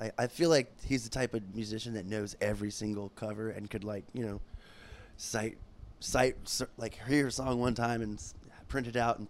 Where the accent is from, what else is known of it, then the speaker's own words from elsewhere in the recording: Jacksonville, Florida, United States; also born or lived in Port St. Lucie, Florida; I guess I was born in Port St. Lucie, but, 4 years old since I've been in Jacksonville my whole life.